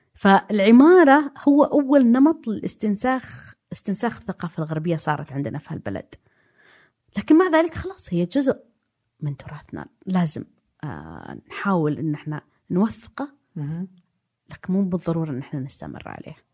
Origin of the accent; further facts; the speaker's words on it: Saudi Arabia; also born or lived in Diriyah, Saudi Arabia / Jeddah, Saudi Arabia / London, United Kingdom; انا ولدت في الدرعيه في بيت طيني وبعدين سجلوني اني انولدت في الرياض